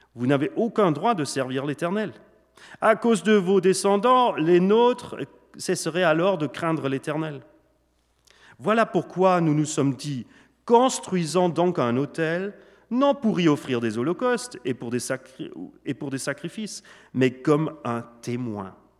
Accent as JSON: {"language": "French", "country": "Switzerland", "tie": "born or raised there", "also_born_or_lived": "Germany", "second_language": "French", "said": "donc je suis né en Allemagne d'une maman allemande et d'un papa suisse, suisse-allemand. J'ai grandi surtout en Suisse"}